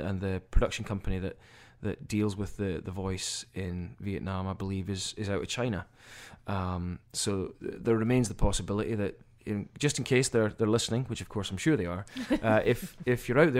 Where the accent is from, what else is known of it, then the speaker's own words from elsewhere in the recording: Aberdeen, Scotland, United Kingdom; now in New Orleans, United States; we're all New Orleans based long term, but there's actually myself and another one of the guys originally from Aberdeen in Scotland, my hometown.